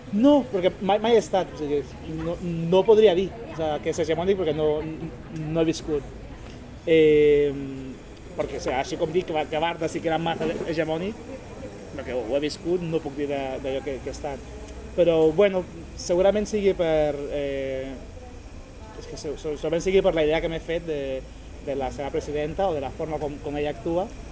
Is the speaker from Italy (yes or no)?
no; Honduras; now in Sabadell, Spain; d'on vinc, de, des d'Honduras, persona latina